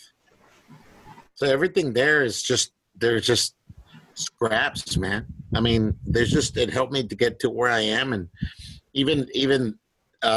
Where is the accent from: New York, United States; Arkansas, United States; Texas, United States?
Texas, United States; Eagle Pass; also born or lived in Piedras Negras, Coahuila, Mexico; I'm from Eagle Pass, Texas, in Piedras Negras, Coahuila